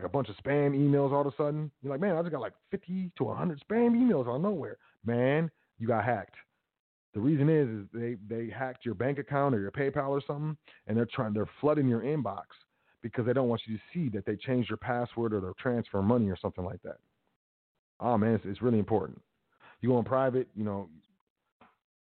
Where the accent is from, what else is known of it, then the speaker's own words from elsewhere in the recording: United States; I'm American, I'm not a U.S. citizen.